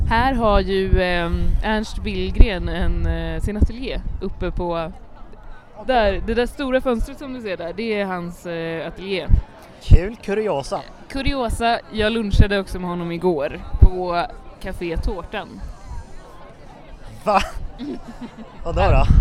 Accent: Västra Götaland, Sweden; min kompis Martin brukar alltid, när han ska vara västgötsk, vi är ju från Västergötland.

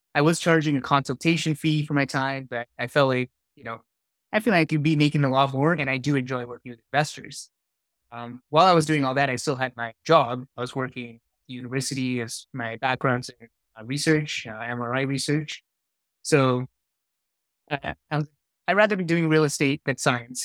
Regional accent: Singapore; now in Calgary, Canada; I grew up in Singapore, so a long ways from here.

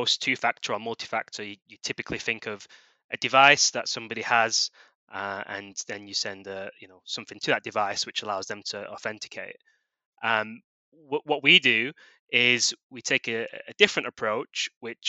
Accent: United Kingdom; moved away as an adult; also born or lived in Australia / San Francisco; originally from the UK, you can probably tell by my accent

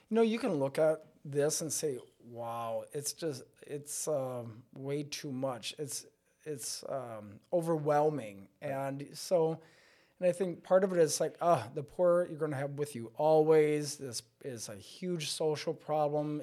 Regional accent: Stanley, Wisconsin, United States; moved away as an adult; now in La Crosse, United States; I hail from up by Stanley Boyd area and um, grew up as a kid in a very small rural country parish

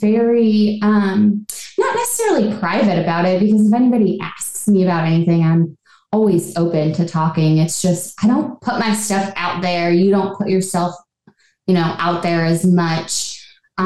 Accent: Orchard Park, New York, United States; now in Cincinnati, United States; I'm originally from Buffalo, New York, actually born in Orchard Park. So that's where I grew up

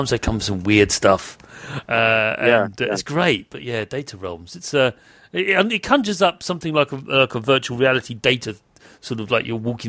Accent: United Kingdom; Being British

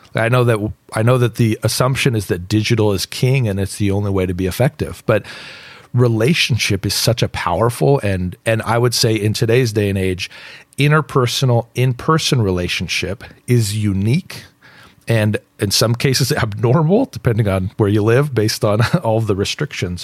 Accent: West Coast, United States; moved away as an adult; I grew up on the West Coast. Uh, my dad taught at Biola University

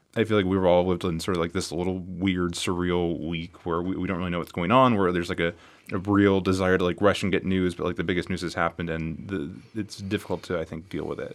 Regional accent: California, United States; now in Las Vegas, United States; my hometown in California

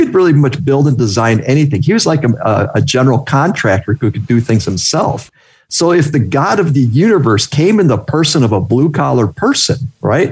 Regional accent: Wisconsin, United States; we're from Wisconsin

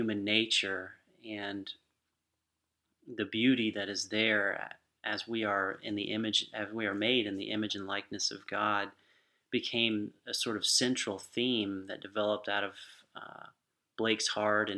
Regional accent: Lakeland, Florida, United States; I grew up here in Lakeland.

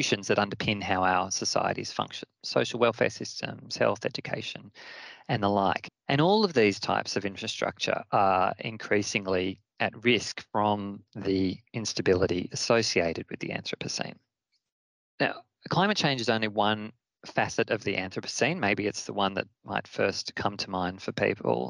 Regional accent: Australia; my home country of Australia

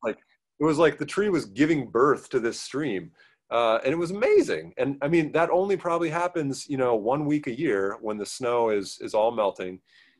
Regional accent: Portland, Oregon, United States; so I grew up in the Portland area, and utterly took for granted the mountains and the rivers there

